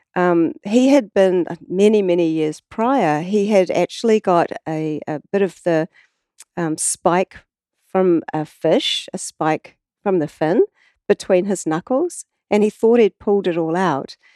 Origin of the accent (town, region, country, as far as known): New Zealand